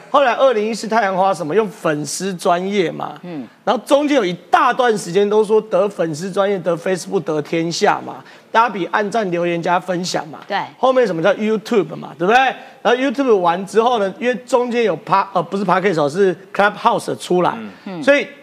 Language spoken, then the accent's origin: Chinese; Taiwan; 我们台湾人